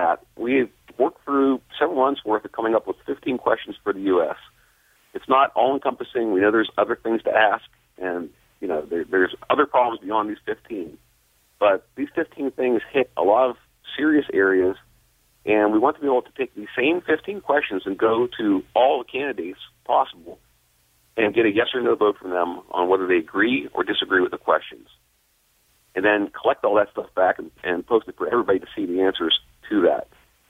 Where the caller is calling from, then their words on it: Philadelphia, Pennsylvania, United States; Calling from Philadelphia, Pennsylvania area.